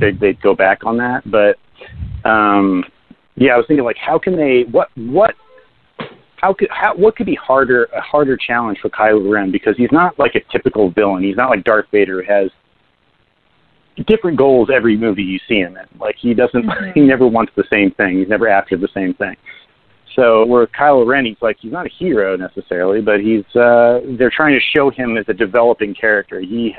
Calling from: New Jersey, United States

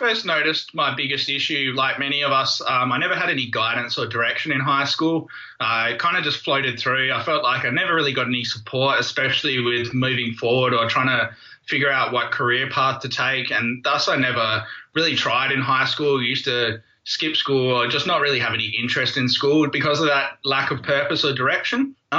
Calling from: Perth, Western Australia, Australia; I'm in Perth, Western Australia.

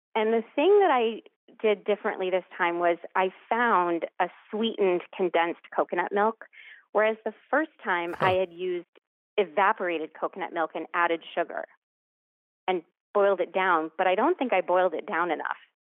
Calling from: Lexington, Massachusetts, United States; I'm calling from Lexington, Massachusetts

